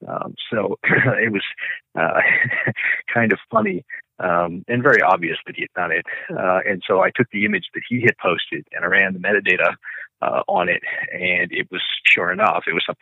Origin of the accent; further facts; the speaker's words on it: Little Rock, Arkansas, United States; also born or lived in St. Louis / Dallas / Tampa / Kansas City; now in Denver, United States; I was born in St. Louis. I grew up a large portion of my life just outside of Little Rock, Arkansas. But I've lived other places as well: Dallas, Tampa, Kansas City, Chicago.